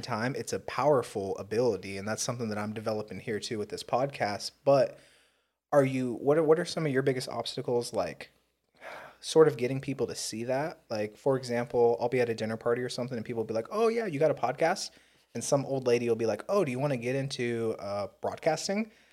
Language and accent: English; Southern California, United States; growing up in Southern California as an urban Indian